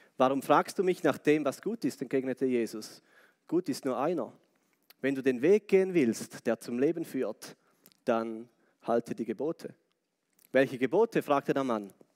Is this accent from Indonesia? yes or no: no; Switzerland; als Schweizer